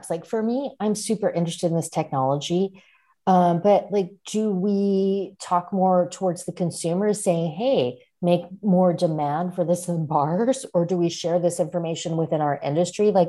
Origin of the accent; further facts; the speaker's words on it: Seattle, Washington, United States; I'm from Seattle, which is where Robert Hess Drink Boy is from